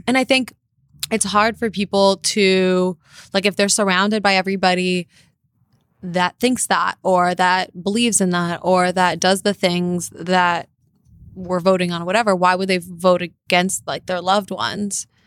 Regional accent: Los Angeles, California, United States; also born or lived in North Carolina; grew up in L

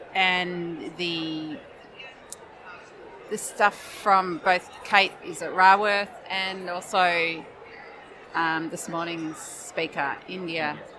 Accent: Victoria, Australia; I'm from Northeast Victoria

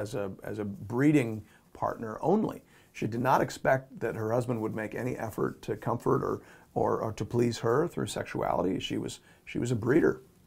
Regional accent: Canada; We're speaking from the Canadian culture

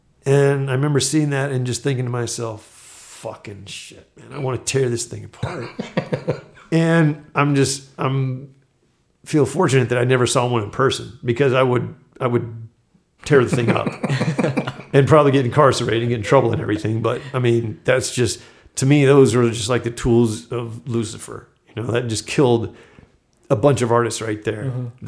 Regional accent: Florida, United States; because I grew up military near Eglin Air Force Base.

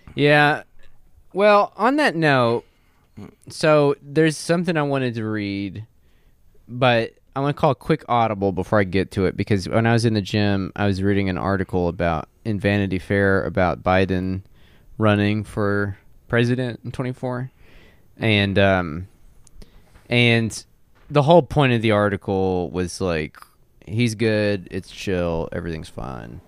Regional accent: Texas, United States; I'm from Texas

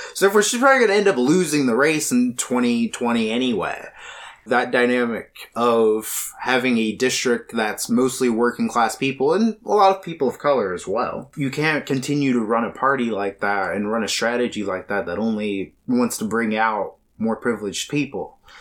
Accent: Shawnee, Oklahoma, United States; I lived here my entire life. I was born out here in the okay at the hospital here in Shawnee. Lived here my entire life.

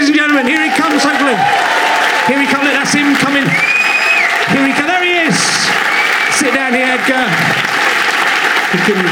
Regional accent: Cheddar, South West England, United Kingdom; now in London, United Kingdom; I grew up in Cheddar and worked at Cheddar Caves.

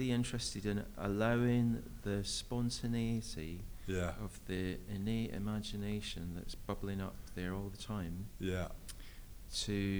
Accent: Scotland, United Kingdom; moved away as an adult; also born or lived in London; from Scotland and I'd recently just moved down to London, and we don't have meadows in Scotland.

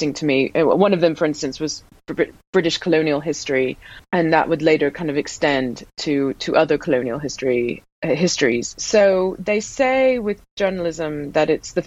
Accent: Deep South, United States; also born or lived in Ohio / Tennessee / Georgia; I was born in Ohio and grew up in Tennessee and Georgia.

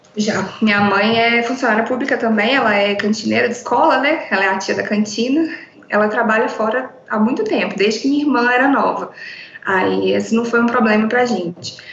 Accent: João Monlevade, Minas Gerais, Brazil; sou de João Molevade, interior de Minas

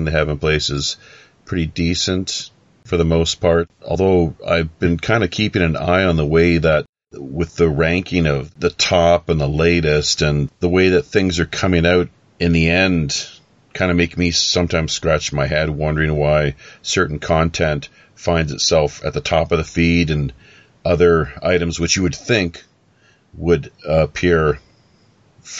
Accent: Canada; I'm from Canada

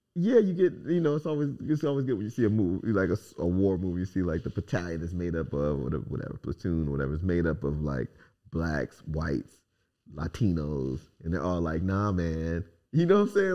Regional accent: United States; I'm an American.

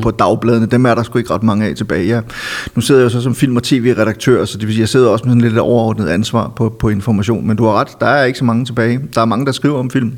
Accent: Silkeborg, Central Denmark Region, Denmark; moved away as an adult; also born or lived in Copenhagen; min hjemby Silkeborg

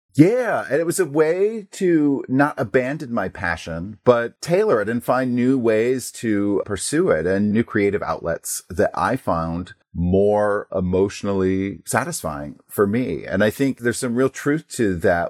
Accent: Portland, Maine, United States; also born or lived in New Jersey; I'm from Portland, Maine, although I was, uh, born in New Jersey. So, you know, even though I moved to Maine at a very young age

